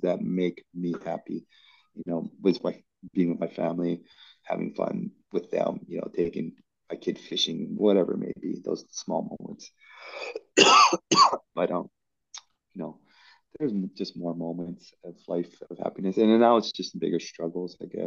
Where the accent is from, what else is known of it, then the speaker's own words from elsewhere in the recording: Hawaii, United States; I come from Hawaii